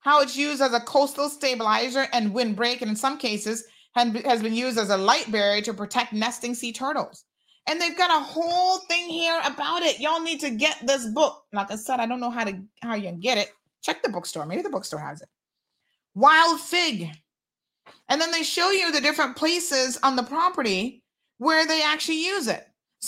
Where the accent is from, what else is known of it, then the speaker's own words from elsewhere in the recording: United States; now in Cayman Islands; I was away from this country for 15 years of my life. I grew up in the United States of America.